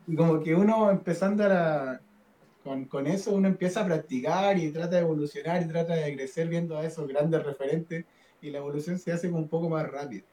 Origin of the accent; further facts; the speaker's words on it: Diego de Almagro, Atacama, Chile; Yo nací en el norte, yo soy de Diego Almagro.